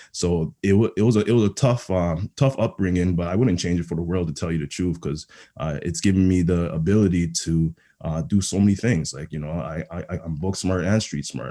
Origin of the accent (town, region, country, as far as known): Toronto, Ontario, Canada; born or raised there; also born or lived in Ghana / Montreal